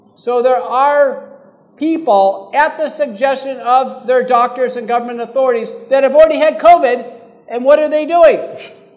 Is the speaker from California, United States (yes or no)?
no; Terry County, Texas, United States; now in Fort Worth, United States; I grew up in Terry County.